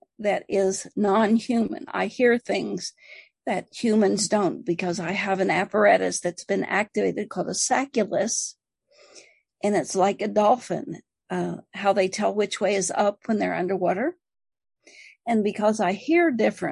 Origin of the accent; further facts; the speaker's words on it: Appalachia, United States; I'm from Appalachian. We didn't have neighbors or radio or TV or magazines or anything